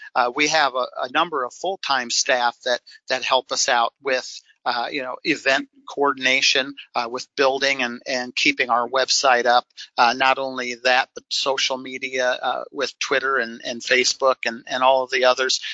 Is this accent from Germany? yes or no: no; Sioux Falls, South Dakota, United States; as a boy growing up in Sioux Falls, South Dakota